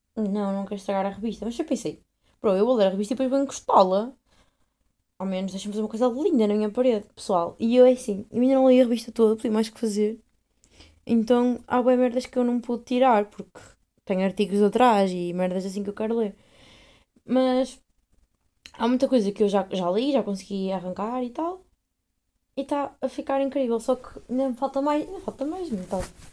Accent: Portugal; now in Netherlands

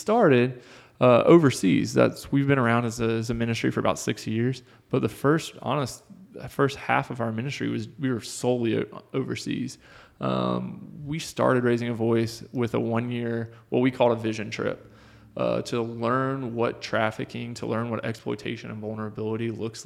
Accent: North Carolina, United States; moved away as an adult; now in Maryville, United States; I am originally from North Carolina. That's where my parents still live

